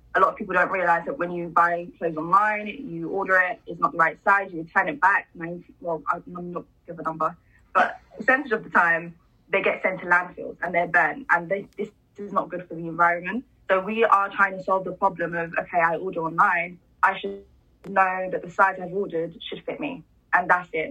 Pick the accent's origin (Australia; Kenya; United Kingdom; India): United Kingdom; London; also born or lived in Kent; I grew up in a city, well, a town called Deptford um, for most of, well, most of my childhood